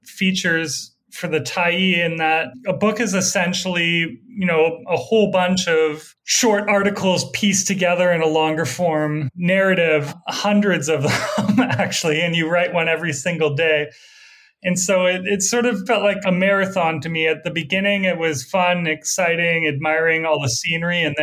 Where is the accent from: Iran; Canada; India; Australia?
Canada; Alberta; moved away as an adult; also born or lived in Vancouver, Canada; now in Brooklyn, United States; I grew up in Alberta, I was just like absolutely surrounded by oil